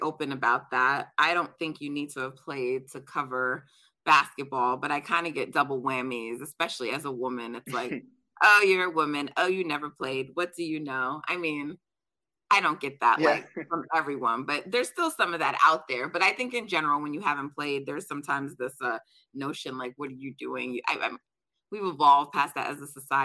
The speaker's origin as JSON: {"language": "English", "country": "Jamaica", "said": "I'm Jamaican, so we're track people in my family."}